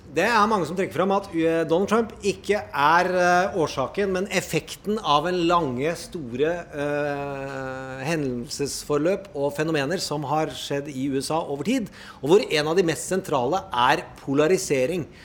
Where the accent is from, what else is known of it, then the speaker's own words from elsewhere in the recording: Indre Østfold, Norway; jeg er fra Indre Østfold